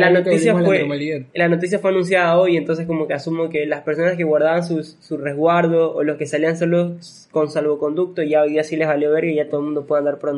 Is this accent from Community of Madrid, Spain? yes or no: no; Basque Country, Spain; O sea, por ejemplo, yo que soy vasco, no es con B pequeña, significa que esa descendencia viene de España